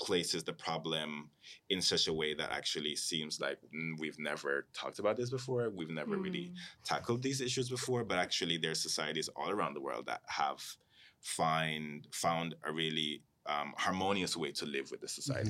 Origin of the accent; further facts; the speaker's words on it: Jamaica; also born or lived in Cayman Islands; because I come from a space where both when I was growing up in Jamaica and in Cayman, I was never just surrounded by people who looked like me.